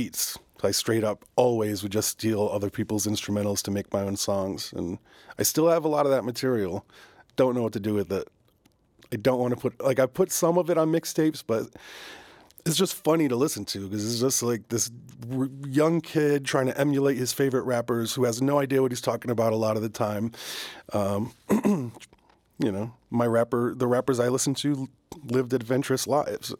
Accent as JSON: {"language": "English", "region": "Northern Rhode Island", "country": "United States", "tie": "born or raised there", "said": "I grew up in Northern Rhode Island for the most part at the end of a dead end road."}